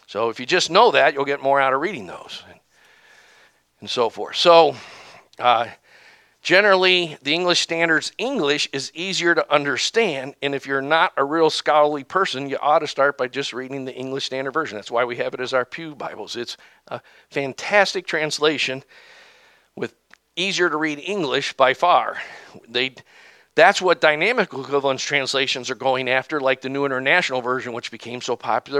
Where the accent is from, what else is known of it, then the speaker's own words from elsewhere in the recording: the South, United States; I'm from the South